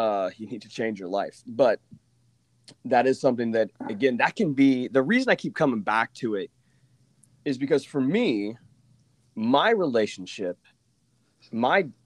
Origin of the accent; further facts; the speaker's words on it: Oklahoma, United States; moved away as an adult; I'm from Oklahoma